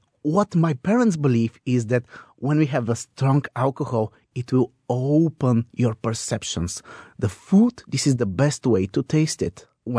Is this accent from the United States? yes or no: no; Bulgaria; we were actually filming the Bulgaria episode and we were in my hometown.